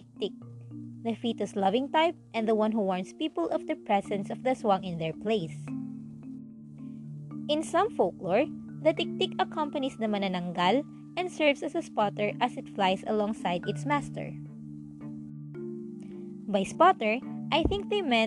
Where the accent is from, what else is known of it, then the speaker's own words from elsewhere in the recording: Bicol Region, Philippines; From my hometown in Bicol